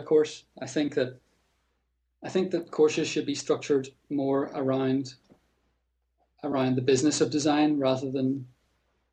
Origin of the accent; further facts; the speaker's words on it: Northern Ireland, United Kingdom; also born or lived in Scotland; I'm a Northern Irish designer. I'm living in Northern Ireland